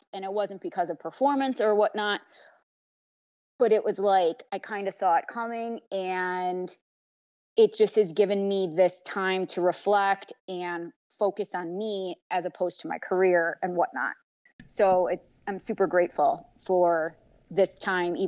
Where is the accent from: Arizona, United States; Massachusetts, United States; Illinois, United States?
Illinois, United States; Chicago; also born or lived in Indiana; I'm from Chicago, born and raised